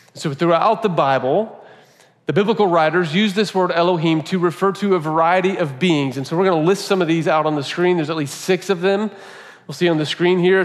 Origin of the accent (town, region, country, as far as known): United States